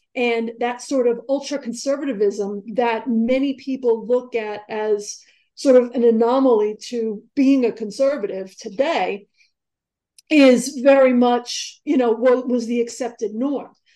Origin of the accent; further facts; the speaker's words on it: New York City, New York, United States; also born or lived in Long Island; I grew up in New York, and I grew up in um, I grew up. It was started in Far Rockaway, and we, you know, when I was ten, we moved out to the island